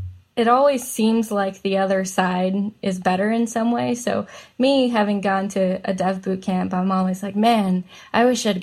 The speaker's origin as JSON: {"language": "English", "country": "India", "said": "I'm Indian, so of course I was going to be a doctor."}